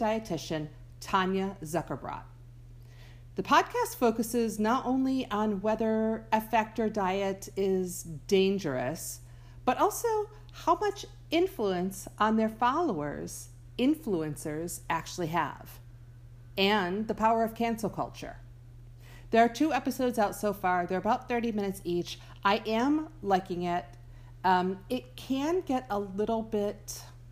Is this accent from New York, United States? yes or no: yes; Buffalo, New York, United States; moved away; I grew up in Buffalo